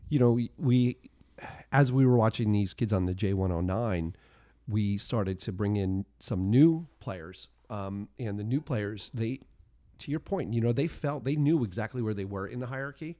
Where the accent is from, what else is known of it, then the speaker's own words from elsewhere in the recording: United States; I'm an American